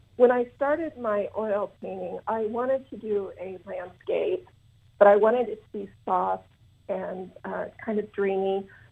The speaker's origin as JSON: {"language": "English", "region": "Southwest Iowa", "country": "United States", "said": "I am from Southwest Iowa, live uh, on an acreage just outside a little town called Essex."}